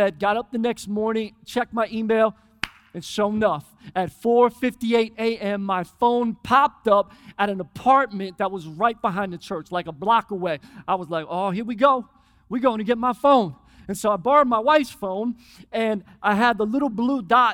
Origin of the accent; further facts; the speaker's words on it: Philadelphia, Pennsylvania, United States; I grew up in Philly